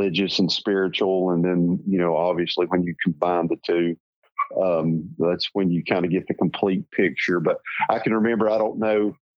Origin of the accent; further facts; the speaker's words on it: Northeast Tennessee, United States; accent: hillbilly; I grew up in a, you know, as we were talking earlier, in a very rural little hillbilly town, as you can tell from my accent, in Northeast Tennessee